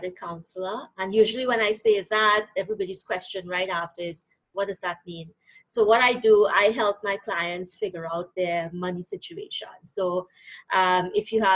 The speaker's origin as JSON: {"language": "English", "country": "Trinidad & Tobago", "accent": "Trinidadian", "moved": "as an adult", "lives_now": "Canada", "said": "I came to Canada from Trinidad and Tobago in 2007"}